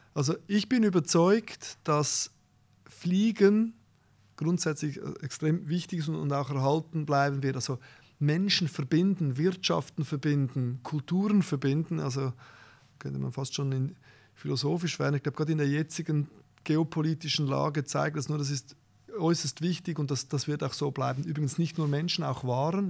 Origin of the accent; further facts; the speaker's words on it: Zurich, Switzerland; ich bin natürlich geboren in Zürich, äh, habe meine Ausbildung gemacht